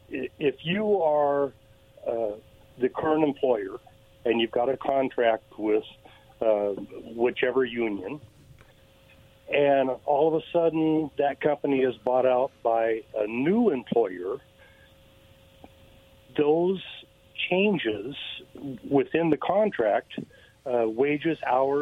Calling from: Kennewick, Washington, United States; again from Kennewick.

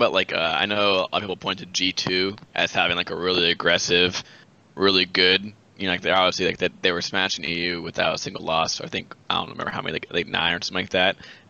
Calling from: Jacksonville, Florida, United States; Jacksonville, Florida.

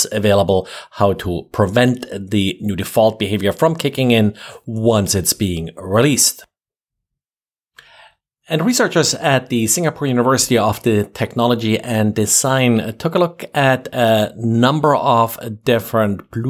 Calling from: Jacksonville, Florida, United States; I'm recording from Jacksonville, Florida.

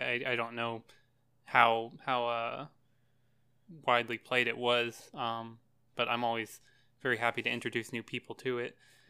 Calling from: Tennessee, United States; I'm in Tennessee.

